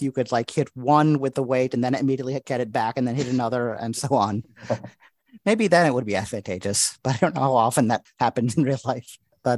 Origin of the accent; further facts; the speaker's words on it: Springfield, Illinois, United States; my hometown of Springfield, Illinois